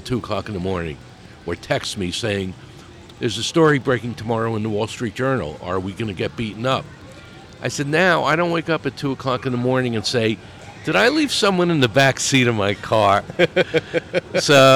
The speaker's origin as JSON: {"language": "English", "region": "New York", "country": "United States", "moved": "yes", "lives_now": "Arizona, United States", "said": "I'm from New York."}